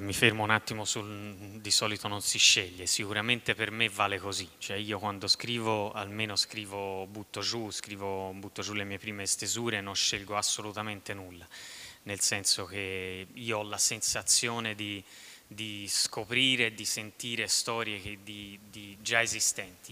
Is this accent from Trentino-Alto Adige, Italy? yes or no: no; southern Tuscany, Italy; dalle mie parti nella bassa toscana si dice la, la, sola, per dire la fregatura